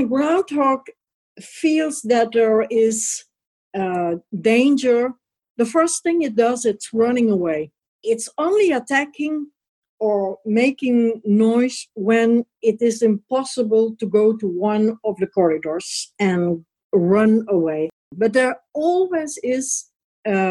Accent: Leuven, Flanders, Belgium; I'm from Leuven, and Leuven is the university city and is laying about 35 kilometers from Brussels.

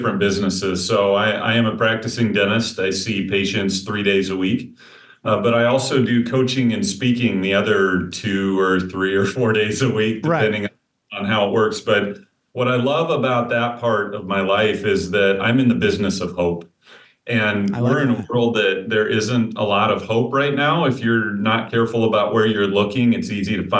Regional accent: Pella, Iowa, United States; moved away as an adult; I grew up in a small town called Pella, Iowa, so southeast of Des Moines

